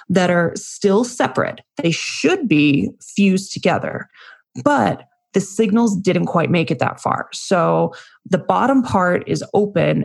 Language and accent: English; Las Vegas, Nevada, United States; I'm from Vegas